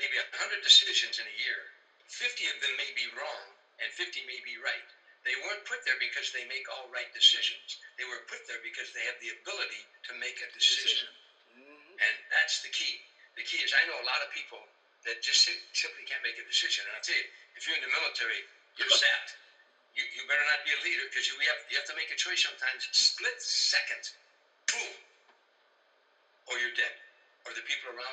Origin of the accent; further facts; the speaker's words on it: Harvey, Illinois, United States; moved away; also born or lived in Los Angeles; When I grew up in Harvey